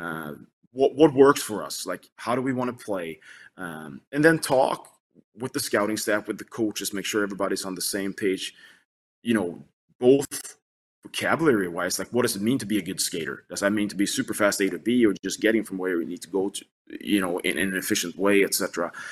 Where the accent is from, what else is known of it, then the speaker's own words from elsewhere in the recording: Sweden; moved away as an adult; now in United States; I was growing up in Sweden